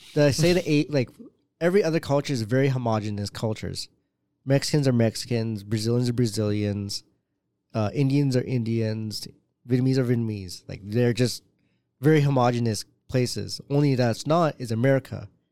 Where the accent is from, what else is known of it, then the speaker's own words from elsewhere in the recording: Canada; first language English; what we grew up with here